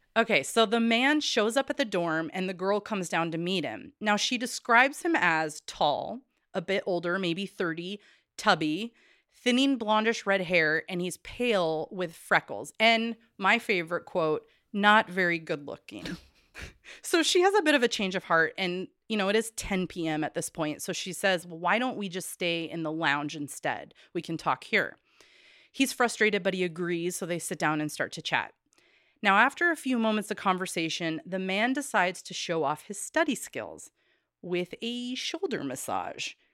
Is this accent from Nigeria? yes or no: no; Corvallis, Oregon, United States; I come back around to Corvallis all the time, my hometown.